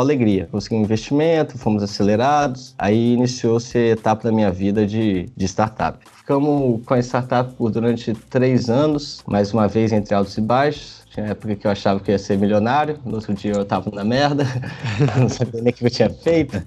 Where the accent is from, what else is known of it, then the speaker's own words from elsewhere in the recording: Vitória, Espírito Santo, Brazil; moved away as an adult; also born or lived in Campinas, Brazil; now in Sydney, Australia; eu larguei o Itaú e voltei para Vitória, minha cidade natal